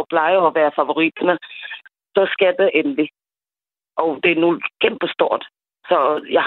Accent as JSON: {"language": "Danish", "country": "Senegal", "also_born_or_lived": "Zealand, Denmark", "moved": "yes", "lives_now": "Denmark"}